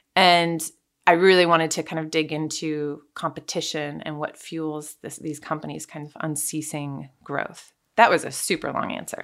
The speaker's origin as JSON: {"language": "English", "region": "California", "country": "United States", "tie": "born or raised there", "also_born_or_lived": "Russia", "moved": "as an adult", "said": "I grew up in California"}